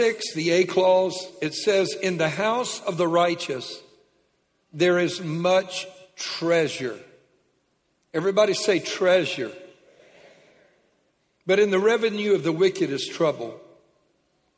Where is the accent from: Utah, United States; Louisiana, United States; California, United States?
Louisiana, United States; Lake Charles; When I was a kid, I was raised in Lake Charles, Louisiana